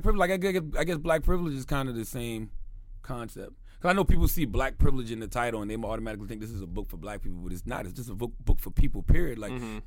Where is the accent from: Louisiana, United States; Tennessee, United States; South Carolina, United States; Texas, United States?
South Carolina, United States; moved away; I am from South Carolina